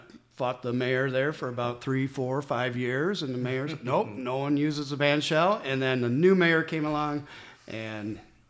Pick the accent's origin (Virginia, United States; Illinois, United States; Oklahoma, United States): Illinois, United States; Morris; also born or lived in Chicago; But yeah, it's Morris is my hometown. You know, lived in Chicago and various other places throughout my life. But when we came back to Morris, we made it home.